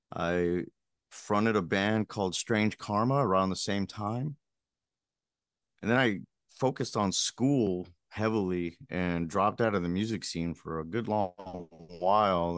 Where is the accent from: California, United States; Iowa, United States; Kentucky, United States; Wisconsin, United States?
California, United States; Pico Rivera; growing up in Pico Rivera, California, it's a little suburb